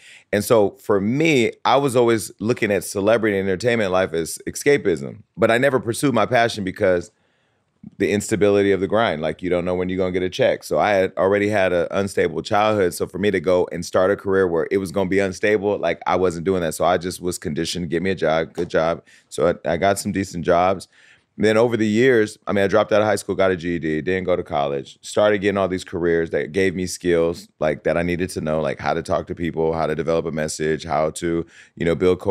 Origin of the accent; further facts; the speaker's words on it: Stockton, California, United States; now in Los Angeles, United States; Stockton, California.